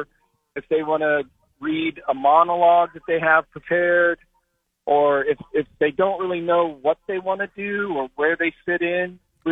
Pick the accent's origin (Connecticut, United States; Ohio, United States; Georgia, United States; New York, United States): Ohio, United States; North Canton; moved away; my life growing up in Canton